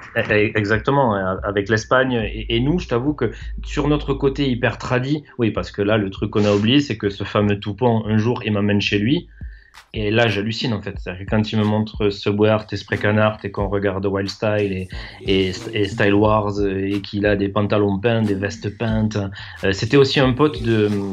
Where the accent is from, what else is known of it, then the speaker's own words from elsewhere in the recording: Toulouse, Occitania, France; je suis toulousain, je suis né, je suis né ici.